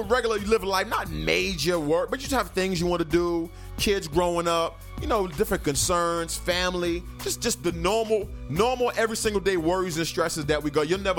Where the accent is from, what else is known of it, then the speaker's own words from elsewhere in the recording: New York, United States; moved away; we're from New York